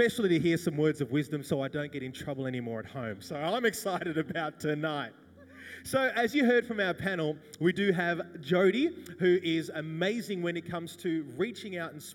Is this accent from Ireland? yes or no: no; Wagga Wagga, New South Wales, Australia; born or raised there